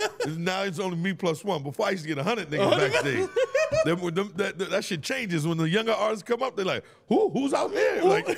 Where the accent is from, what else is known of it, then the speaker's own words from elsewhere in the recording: Bronx, New York, United States; I'm Dominican, I'm from the Bronx, Washington Heights, whatever, I'm here